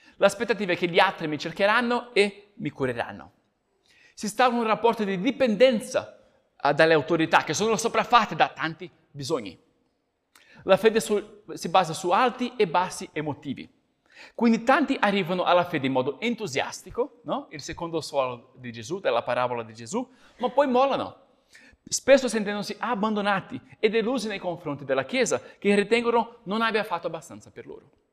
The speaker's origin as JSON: {"language": "Italian", "country": "Brazil", "moved": "yes", "said": "come brasiliano"}